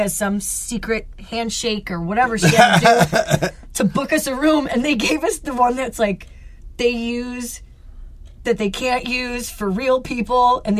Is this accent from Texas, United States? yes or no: no; Rochester, New York, United States; also born or lived in California; We're from Rochester.